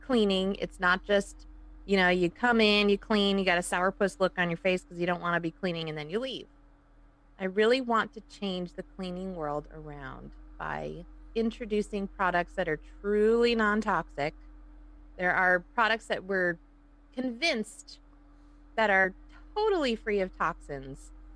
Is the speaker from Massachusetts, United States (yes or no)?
no; Woodstock, Illinois, United States; accent: Chicago; moved away as an adult; also born or lived in Hinsdale, Illinois; now in California, United States; my parents moved up to Woodstock, which is around uh, Crystal Lake, Algonquin, Lake in the Hills. So it's McHenry County. That's where I was pretty much raised for first 20 years of my life.